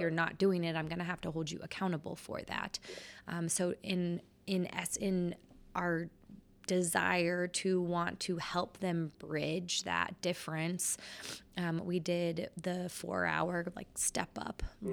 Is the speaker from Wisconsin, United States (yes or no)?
no; Oklahoma, United States; moved away as an adult; also born or lived in California / Indiana / Illinois; now in Billings, United States; I'm from Oklahoma